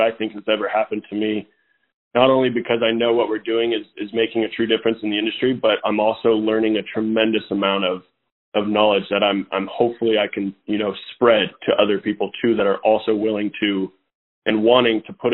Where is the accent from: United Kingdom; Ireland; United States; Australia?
United States; Atascadero, California; I grew up in Atascadero, California.